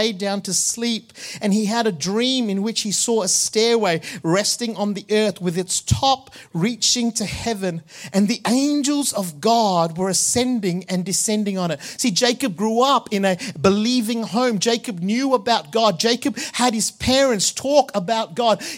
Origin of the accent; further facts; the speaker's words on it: Malaysia; Growing up in Malaysia, in the Catholic Church